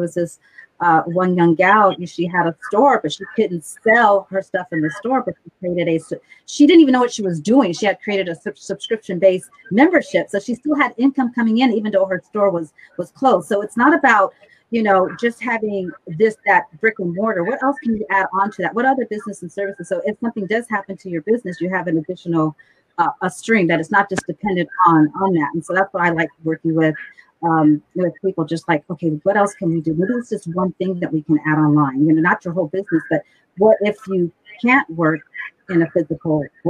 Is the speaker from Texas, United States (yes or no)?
no; Simi Valley, California, United States; I grew up in Simi Valley